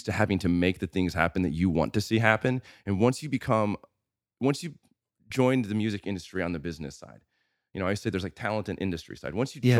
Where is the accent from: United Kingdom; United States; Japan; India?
United States; Normal, Illinois; So your punk rock scene isn't this little town that you live in. It's, so I grew up in a town called Normal, Illinois.